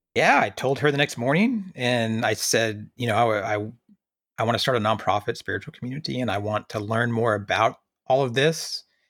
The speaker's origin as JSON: {"language": "English", "region": "rural Oklahoma", "country": "United States", "tie": "born or raised there", "also_born_or_lived": "Kuwait / Iraq / Afghanistan", "moved": "as an adult", "lives_now": "North Texas, United States", "said": "growing up in Oklahoma, I knew I wanted to get out"}